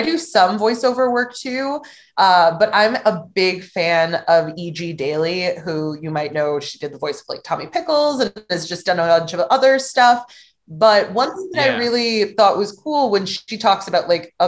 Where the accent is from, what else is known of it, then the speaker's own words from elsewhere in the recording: St. Louis, Missouri, United States; also born or lived in Cape Girardeau, Missouri; I moved to my hometown of St. Louis